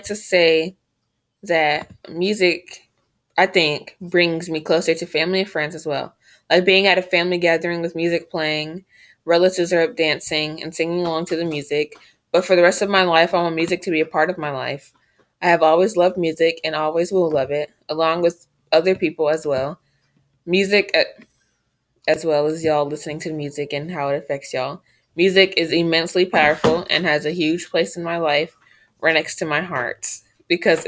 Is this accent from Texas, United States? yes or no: yes; Texas, United States; my home state, Texas